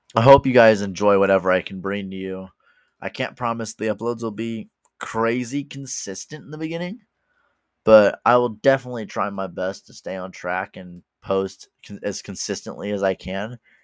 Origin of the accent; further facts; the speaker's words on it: Midwest, United States; I am from the Midwest in the United States